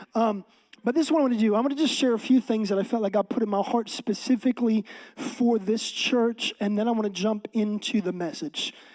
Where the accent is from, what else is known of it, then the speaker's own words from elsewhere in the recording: Seattle, Washington, United States; moved away as an adult; now in Texas, United States; I'm from Texas, actually originally from Seattle area. Me and my wife grew up here our entire life.